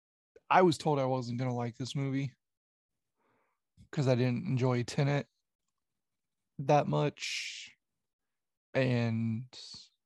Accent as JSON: {"language": "English", "region": "Indiana", "country": "United States", "said": "I'm from Indiana"}